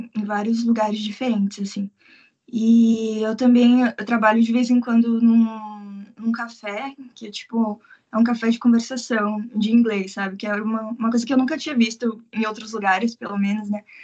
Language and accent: Portuguese; Curitiba, Paraná, Brazil; moved away as an adult; now in Tokyo, Japan; eu sou de Curitiba